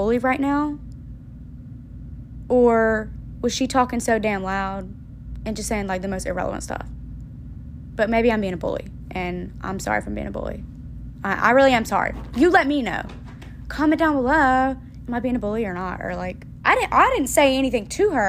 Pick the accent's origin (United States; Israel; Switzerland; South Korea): United States; Georgia; moved away; I'm from Georgia